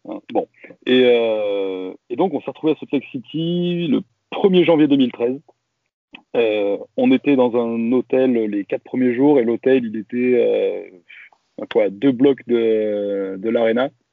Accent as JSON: {"language": "French", "town": "Valence", "region": "Auvergne-Rhône-Alpes", "country": "France", "also_born_or_lived": "Grenoble", "said": "Moi, je suis pas grenoblois. Hein. Euh, je suis, de Valence"}